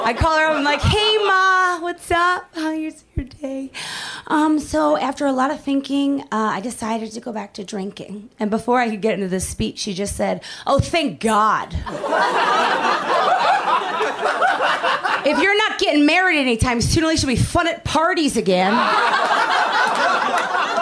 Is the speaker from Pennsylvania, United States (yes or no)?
yes; Philadelphia, Pennsylvania, United States; moved away as an adult; also born or lived in New York; now in Los Angeles, United States; I am the youngest of six, and I grew up in Philadelphia